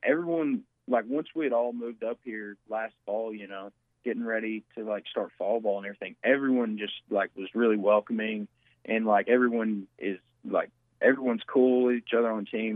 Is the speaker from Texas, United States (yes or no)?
no; Batesville, Arkansas, United States; growing up in Batesville, it was probably one of the best things for me